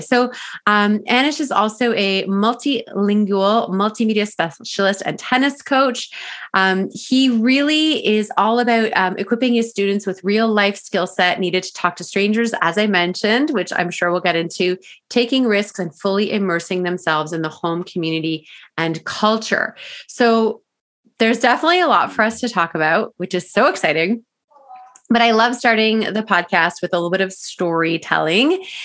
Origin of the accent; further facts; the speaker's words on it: Ontario, Canada; moved away as an adult; now in British Columbia, Canada; I'm from Ontario, and although I've never lived in Toronto